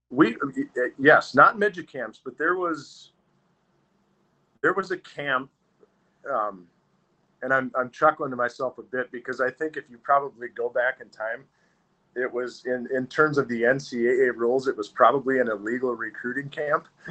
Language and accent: English; Wausau, Wisconsin, United States; moved away as an adult; I grew up in Wausau, Wisconsin, which is in the, in the north central part of the state.